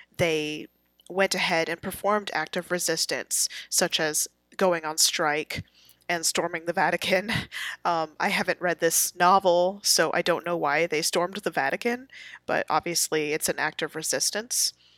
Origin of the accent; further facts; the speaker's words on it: United States; I'm an American